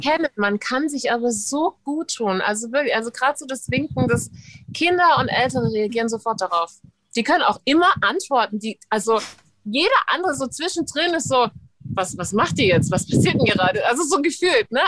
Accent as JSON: {"language": "German", "country": "United States", "said": "ich als Amerikanerin"}